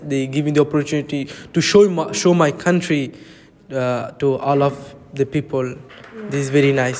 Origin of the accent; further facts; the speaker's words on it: Bangladesh; English is a second language; also born or lived in Italy; now in Kilkenny, Ireland; I am from Bangladesh, but my journey was from Bangladesh to Italy and then Italy to Ireland.